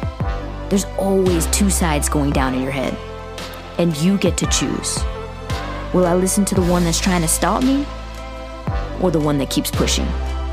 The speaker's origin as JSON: {"language": "English", "region": "Northeast", "country": "United States", "said": "We're from the Northeast, just shooting the shit, going through some things."}